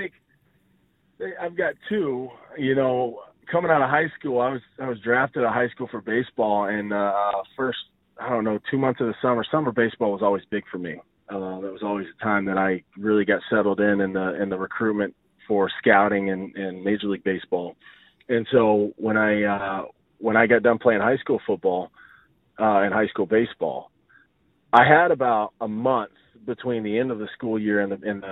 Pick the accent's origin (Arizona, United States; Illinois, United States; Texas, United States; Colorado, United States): Texas, United States; Odessa; also born or lived in Longview, Texas / Gainesville, Florida; I went to high school in Longview. I grew up in Odessa and then moved right before high school.